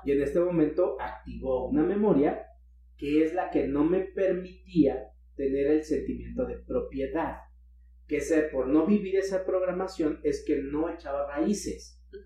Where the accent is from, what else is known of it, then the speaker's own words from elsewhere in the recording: Mexico City, Mexico; moved away; Yo soy de DF.